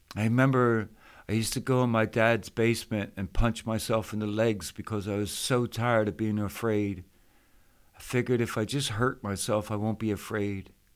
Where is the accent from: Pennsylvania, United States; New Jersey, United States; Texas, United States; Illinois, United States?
Pennsylvania, United States; Philadelphia; I grew up in Philadelphia, Pennsylvania